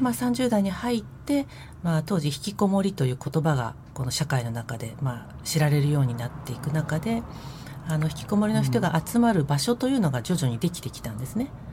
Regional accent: Tokyo, Japan; 東京練馬区の出身です

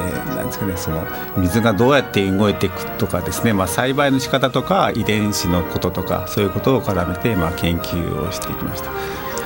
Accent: Aichi, Japan; moved away; also born or lived in Tokyo; 出身愛知県なんですけども

